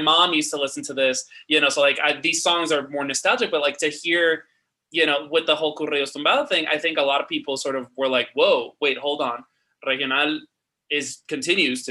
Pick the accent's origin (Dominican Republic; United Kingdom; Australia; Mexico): Dominican Republic; now in New York, United States; I grew up in Dominican Republic, and on the radio, Mexican music dominates